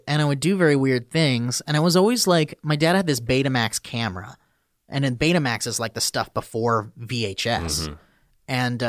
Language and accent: English; Oxnard, California, United States; I was born and raised in Oxnard.